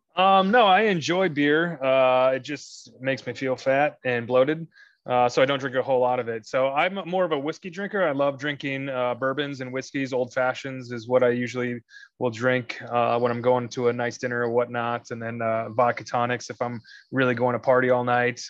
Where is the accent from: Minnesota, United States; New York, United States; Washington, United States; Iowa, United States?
Minnesota, United States; moved away as an adult; also born or lived in Atlanta, Georgia; now in Illinois, United States; originally from Minnesota. Um, spent 18 years there, graduated there, and then I moved down to Atlanta, Georgia, lived there for eight glorious years